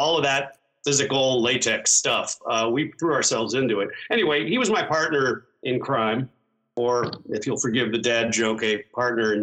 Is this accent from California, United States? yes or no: yes; San Francisco, California, United States; I grew up in San Francisco.